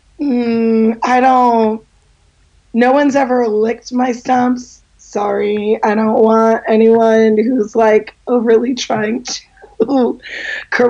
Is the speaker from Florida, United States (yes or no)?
no; Los Angeles, California, United States; I grew up in Los Angeles